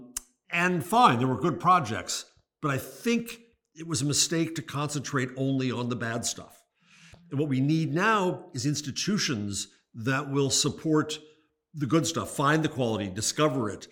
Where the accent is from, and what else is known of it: United States